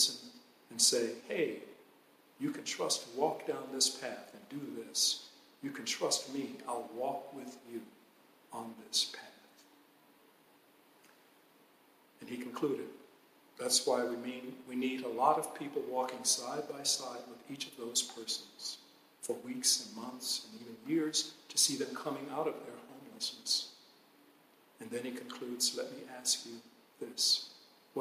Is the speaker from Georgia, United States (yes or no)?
yes; Atlanta, Georgia, United States; When I was a Boy Scout growing up in Atlanta